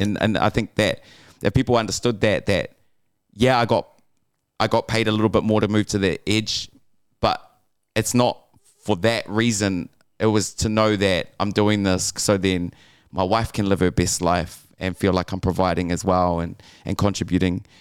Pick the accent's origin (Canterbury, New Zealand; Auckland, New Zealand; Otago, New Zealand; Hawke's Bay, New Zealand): Auckland, New Zealand; growing up in West Auckland